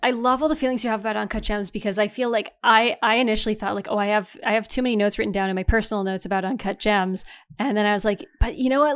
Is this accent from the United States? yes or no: no; Canada